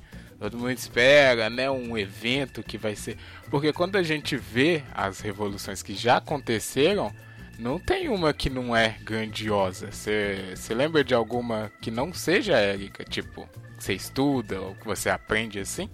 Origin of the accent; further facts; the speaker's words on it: Brazil; somos brasileiros